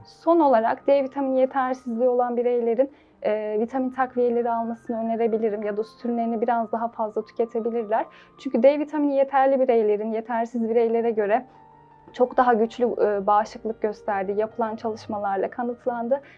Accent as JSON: {"language": "Turkish", "town": "Seydişehir", "region": "Konya", "country": "Turkey", "tie": "born or raised there", "also_born_or_lived": "Afyon / Manavgat, Antalya", "said": "1995 Konya Seydişehir doğumluyum. İlk öğretim lise hayatımı burada tamamladım."}